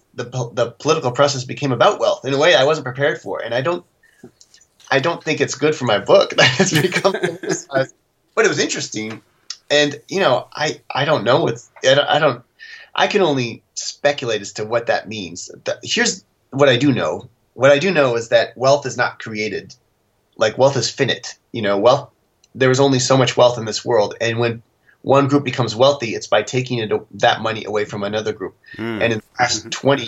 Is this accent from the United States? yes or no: no; Canada; as a Canadian